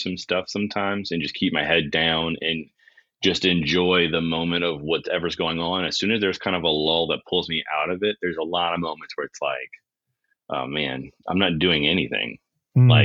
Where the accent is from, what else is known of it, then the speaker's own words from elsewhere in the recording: near New Orleans, Louisiana, United States; I've lived within 40 minutes of New Orleans almost my entire life